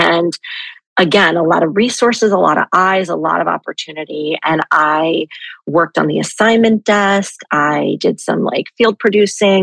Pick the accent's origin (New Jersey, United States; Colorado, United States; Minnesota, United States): New Jersey, United States; Jersey Shore; moved away as an adult; the Jersey Shore so much, which is where I'm from.